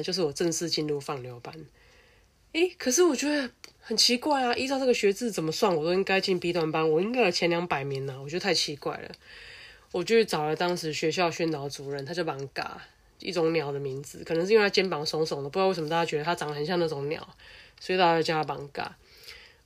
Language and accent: Chinese; Taiwan; 我自己在乡下长大